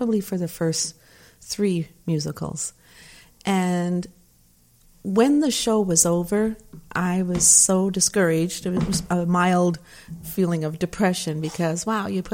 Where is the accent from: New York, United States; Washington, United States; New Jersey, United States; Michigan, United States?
Michigan, United States; moved away; I grew up out in Michigan in a small town